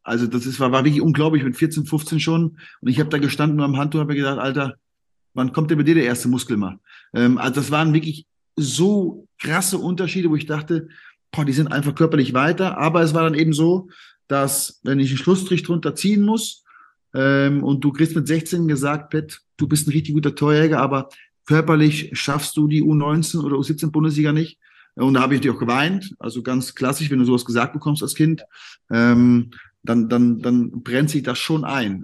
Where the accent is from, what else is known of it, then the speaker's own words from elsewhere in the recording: Siegen, North Rhine-Westphalia, Germany; also born or lived in Cologne; Und ich bin ja, ich bin ja eigentlich gebürtiger Kölner. Äh, meine Eltern kommen ja beide aus dem Siegerland. Ja. Und dann bin ich mit viereinhalb, also ich weiß es nicht mehr, aber bin ich anscheinend zurück ins Siegerland gezogen. Und von daher habe ich ja dort meine ganze Jugend und meine ganze Kindheit verbracht